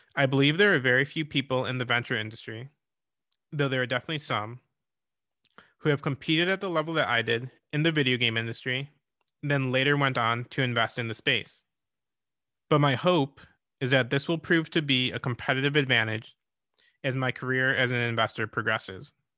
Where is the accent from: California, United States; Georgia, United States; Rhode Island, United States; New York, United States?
New York, United States; Rochester; I grew up in Rochester, New York